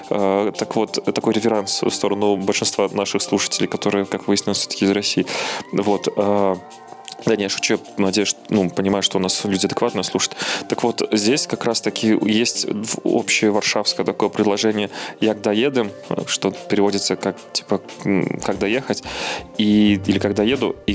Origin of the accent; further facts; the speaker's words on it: Belarus; ну, я как белорус, я про Беларусь говорю